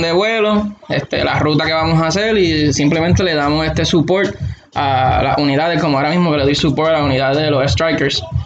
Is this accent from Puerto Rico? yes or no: yes; Aguada, Puerto Rico; moved away as an adult; now in Alaska, United States; Nacido y criado en Aguada, toda mi vida.